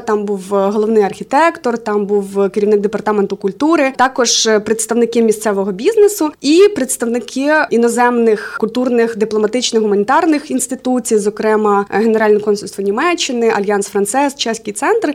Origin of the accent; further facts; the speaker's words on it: Khmelnytskyi Oblast, Ukraine; moved away as an adult; also born or lived in Kyiv; now in Dnipro, Ukraine; Я взагалі з родом з Хмельницького. Там зараз живуть мої батьки, мій брат